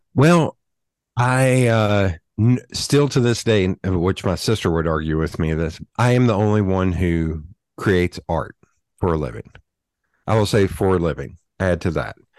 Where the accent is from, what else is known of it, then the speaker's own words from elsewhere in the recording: Knoxville, Tennessee, United States; I am born and raised in Knoxville, Tennessee